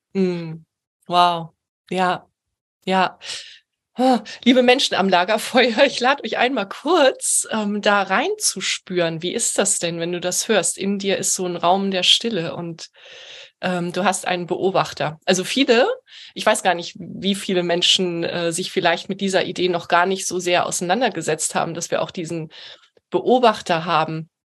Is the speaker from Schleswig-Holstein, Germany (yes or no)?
no; Heidelberg, Baden-Württemberg, Germany; moved away as an adult; now in Hamburg, Germany; ich lebe in Hamburg und bin ursprünglich eben auch aus Heidelberg